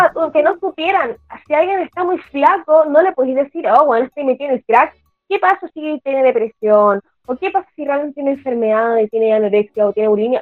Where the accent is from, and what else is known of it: Chile